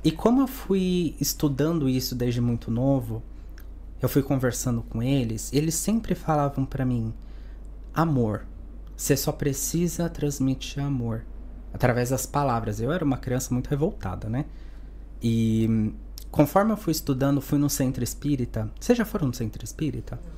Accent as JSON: {"language": "Portuguese", "town": "Santos", "region": "São Paulo", "country": "Brazil", "moved": "as an adult", "lives_now": "Spain", "said": "Eu sou de Santos, uma cidade pequena em São Paulo, é, de Neymar e Pelé"}